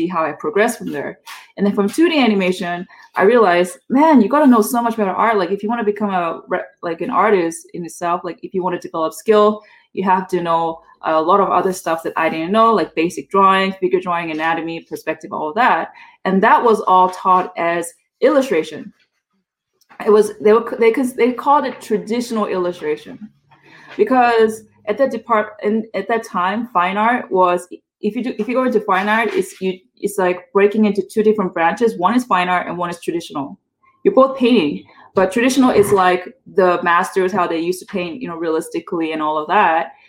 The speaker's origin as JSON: {"language": "English", "country": "South Korea", "tie": "born or raised there", "also_born_or_lived": "San Francisco, United States", "moved": "yes", "lives_now": "United States", "said": "I was born in South Korea. I still am Korean, by the way, but I reside here in America"}